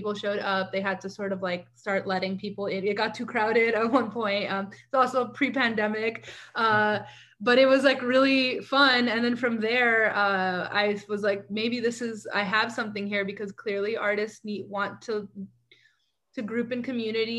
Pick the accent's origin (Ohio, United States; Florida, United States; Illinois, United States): Florida, United States; Miami; moved away as an adult; now in Brooklyn, United States; I'm from Miami, Florida. I live in Brooklyn now. I've been here for 10 years